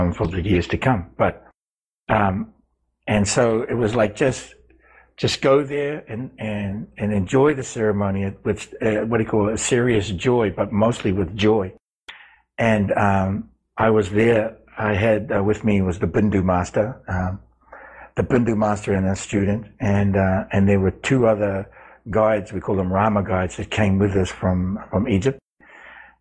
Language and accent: English; New Zealand; I grew up with them in New Zealand